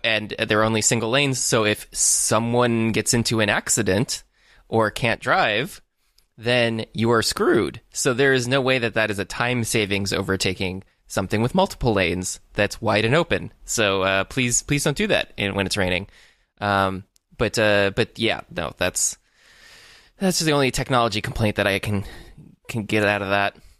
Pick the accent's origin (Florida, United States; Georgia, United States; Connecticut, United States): Florida, United States; now in Los Angeles, United States; I am from Florida